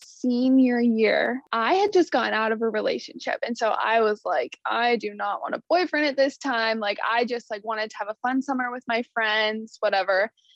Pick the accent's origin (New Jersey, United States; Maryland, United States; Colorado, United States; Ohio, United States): Colorado, United States; moved away as an adult; also born or lived in Wyoming; now in Kentucky, United States; So we currently live in Kentucky, right over the river from the stadium. I am originally from Colorado, but Logan and I both went to school at the University of Wyoming, and that is where we met.